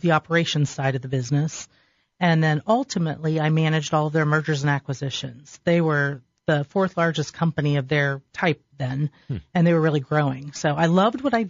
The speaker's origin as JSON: {"language": "English", "town": "Delaware", "region": "Ohio", "country": "United States", "tie": "born or raised there", "said": "I grew up in Delaware, so I knew people all around the area anyway"}